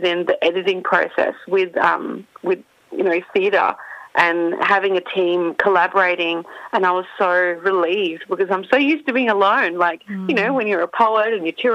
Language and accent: English; Perth, Western Australia, Australia; moved away as an adult; also born or lived in Melbourne; now in Perth, Australia; my childhood, growing up in Perth